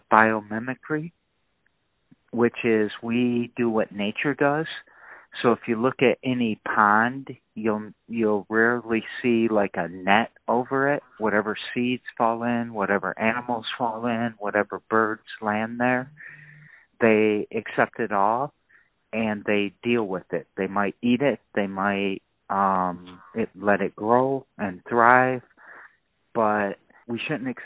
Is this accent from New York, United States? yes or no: no; Lansing, Michigan, United States; I was raised in Lansing